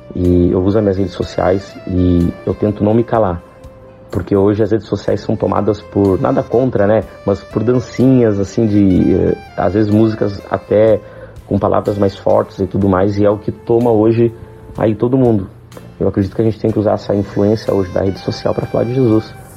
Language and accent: Portuguese; Porto Alegre, Rio Grande do Sul, Brazil; eu sou de Porto Alegre